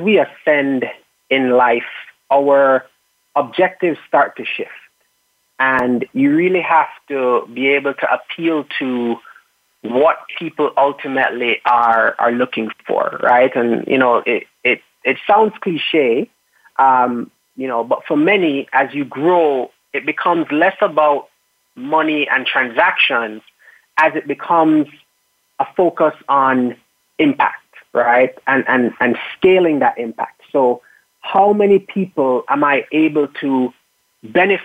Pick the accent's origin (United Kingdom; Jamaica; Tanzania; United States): Jamaica; Kingston, Surrey; I am from Kingston, Jamaica, and my background is that I was growing up very passionate about architecture